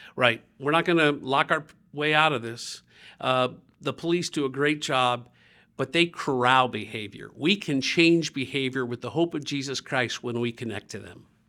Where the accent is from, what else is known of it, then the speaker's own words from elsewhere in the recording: Dayton, Ohio, United States; when I grew up in Dayton, Ohio